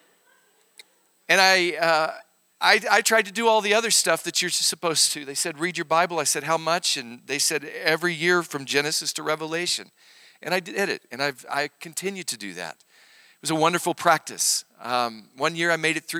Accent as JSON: {"language": "English", "region": "Arkansas", "country": "United States", "tie": "born or raised there", "moved": "yes", "lives_now": "Oklahoma, United States", "said": "I grew up in Arkansas. I'm a real hillbilly."}